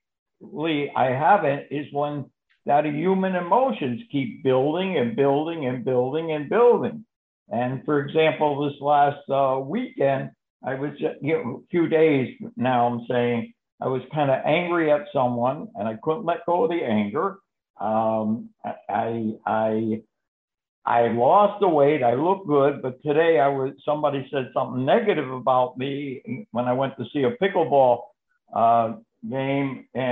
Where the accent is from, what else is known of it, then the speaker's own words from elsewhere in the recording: Connecticut, United States; now in Florida, United States; I'm from Connecticut, but I live in Florida